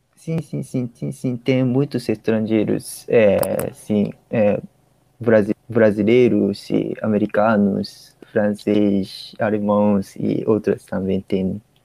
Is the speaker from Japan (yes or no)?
yes; Ishikawa, Japan; Portuguese is a second language; now in Tokyo, Japan; eu sou de, eu sou de Ishikawa, é, interior do Japão